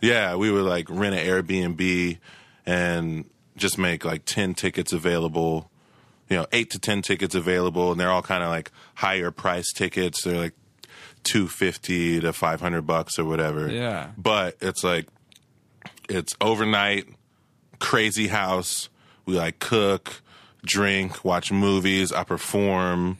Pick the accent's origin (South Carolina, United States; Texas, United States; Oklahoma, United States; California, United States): Oklahoma, United States; Tulsa; now in Los Angeles, United States; I grew up in Tulsa, Oklahoma.